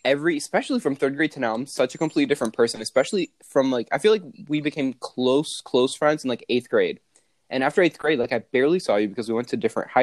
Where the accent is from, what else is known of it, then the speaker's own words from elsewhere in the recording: North Carolina, United States; I moved here when I was, like, what, 5? So I mean, I've been here most of my life